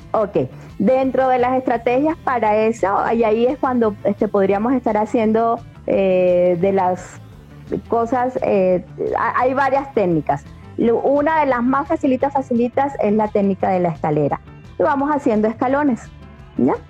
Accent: Colombia; now in Mexico; yo soy colombiana, estoy viviendo ahora acá en México

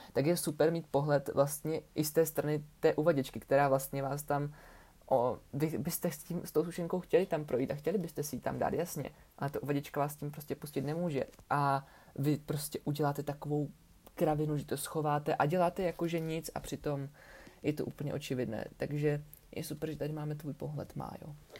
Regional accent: Ostrava, Moravian-Silesian Region, Czechia; u nás v Ostravě

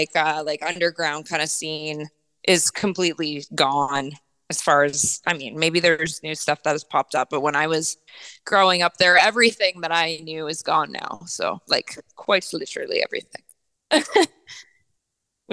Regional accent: Ontario, Canada; also born or lived in Toronto; now in Vancouver, Canada; I'm from Ontario. Yeah, I used to live in Toronto for over a decade.

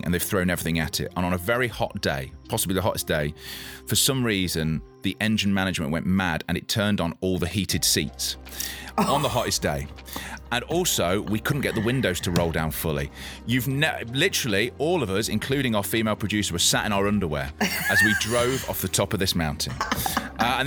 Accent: Leicester, East Midlands, United Kingdom; I grew up in Leicester.

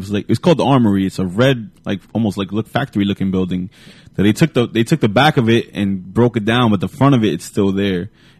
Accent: Paterson, New Jersey, United States; We're from Paterson. We grew up in America.

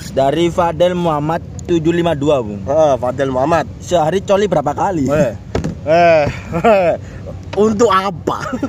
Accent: Waru, East Java, Indonesia; saya sebagai orang Waru itu susah bu

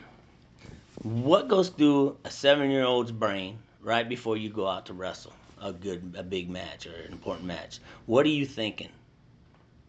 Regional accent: Iowa, United States; we're from Iowa

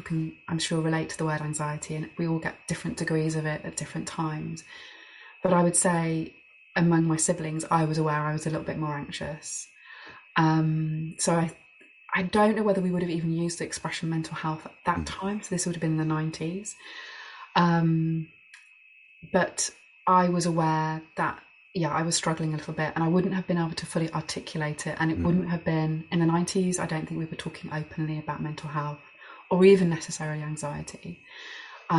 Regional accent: Birmingham, West Midlands, United Kingdom; And so I grew up in Birmingham, a big city.

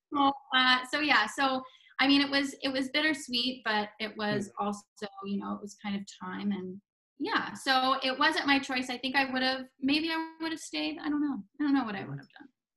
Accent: Palm Beach, Florida, United States; moved away as an adult; this kid from Palm Beach, Florida, mm-hmm. and I lived there most of my life. And I like I'm born and raised in Florida.

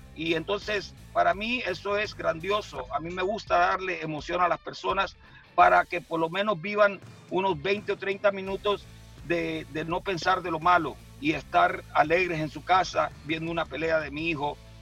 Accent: San Pedro Sula, Cortés, Honduras; moved away; yo y mi esposa nacimos en San Pedro Sula, ah. allá en el barrio Paz Barahona

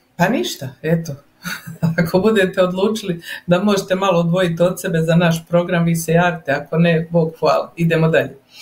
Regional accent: Herzegovina, Bosnia & Herzegovina; now in Calgary, Canada; Ja sam ti Hercegovka

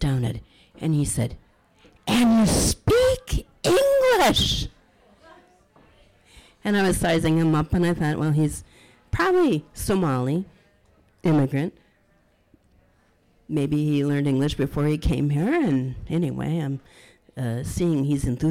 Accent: Minneapolis, Minnesota, United States; also born or lived in St. Paul; I was born in Minneapolis, and I live in St. Paul.

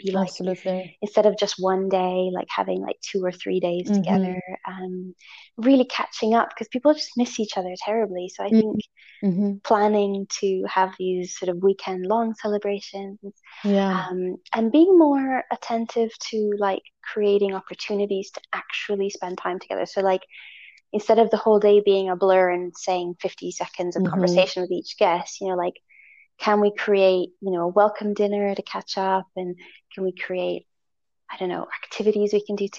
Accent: Italy; I was born in Italy

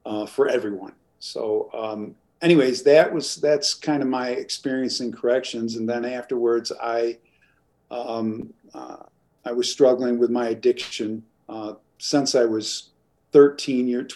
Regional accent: New York, United States; I come from New York. I was born into a large family of seven kids

